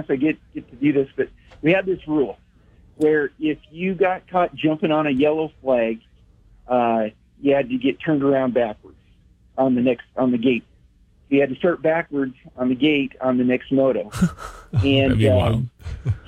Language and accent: English; Wyoming, United States; I grew up in Wyoming